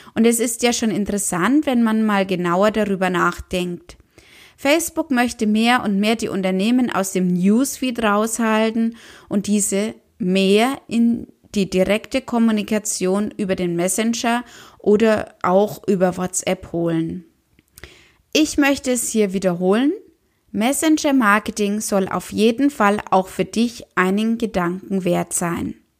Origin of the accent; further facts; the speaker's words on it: Germany; bei uns in Deutschland